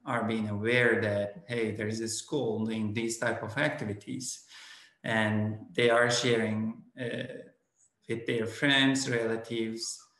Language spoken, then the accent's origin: English; Turkey; first language Turkish; English is a second language; moved away as an adult; now in Oklahoma, United States; I am originally from Turkey, and I grew up in Turkey until my graduate years from college.